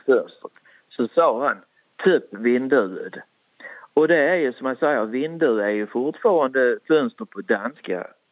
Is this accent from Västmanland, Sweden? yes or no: no; Skåne, Sweden; accent: Österlen bygdemål / Skånska; Jag kan prata både bygdemål och skånska